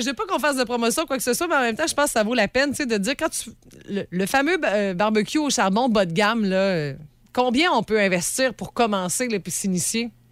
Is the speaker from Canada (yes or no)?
yes; Sainte-Félicité, Quebec, Canada; je suis originaire de Sainte-Félicité